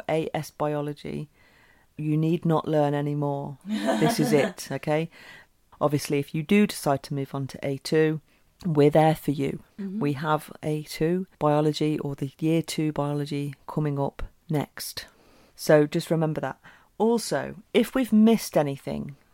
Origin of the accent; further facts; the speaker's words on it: United Kingdom; being British